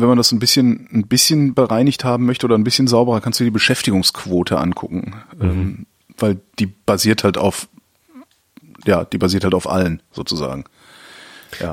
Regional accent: Cologne, North Rhine-Westphalia, Germany; moved away as an adult; also born or lived in Frankfurt; now in Berlin, Germany; ich komme aus Köln ursprünglich

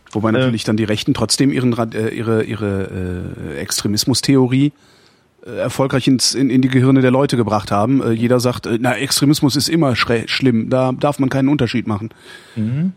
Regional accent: Cologne, North Rhine-Westphalia, Germany; in Köln, wo ich herkomme

